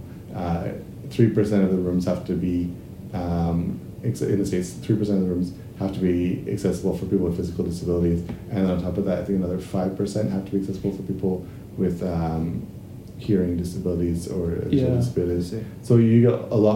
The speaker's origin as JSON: {"language": "English", "country": "Canada", "tie": "born or raised there", "moved": "yes", "lives_now": "Japan", "said": "when I grew up back in Canada"}